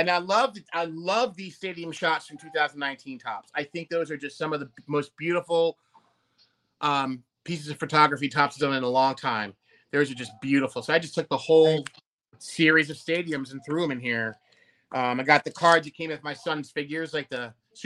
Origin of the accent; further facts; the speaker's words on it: New York, United States; I'm from New York